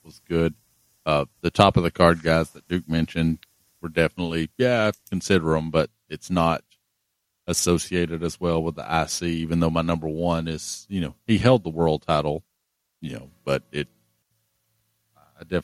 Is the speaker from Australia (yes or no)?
yes; Australia; as an Aussie